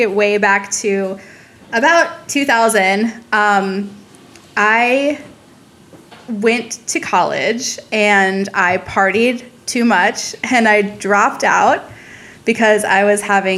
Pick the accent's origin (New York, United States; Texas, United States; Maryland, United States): Maryland, United States; Montgomery County; I grew up in Montgomery County, Maryland